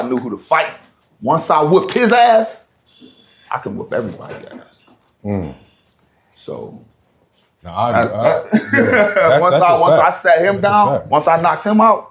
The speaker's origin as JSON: {"language": "English", "town": "Cleveland", "region": "Ohio", "country": "United States", "tie": "born or raised there", "moved": "yes", "lives_now": "Florida, United States", "said": "I'm in Florida now. I grew up in Cleveland"}